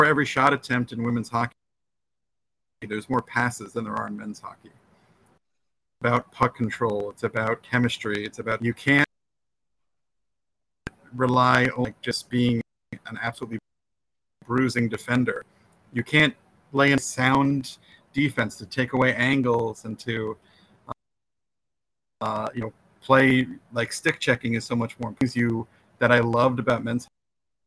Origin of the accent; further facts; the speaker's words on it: New Jersey, United States; I'm from New Jersey, but I have four older brothers and one young brother